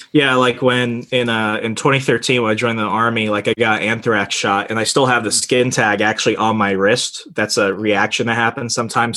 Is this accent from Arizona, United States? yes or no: yes; Arizona, United States; moved away; 200,000 people is the population of my hometown in Arizona.